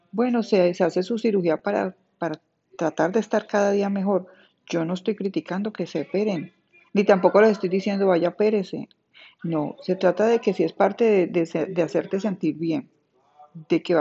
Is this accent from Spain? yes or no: no; Colombia; solo ser colombiana.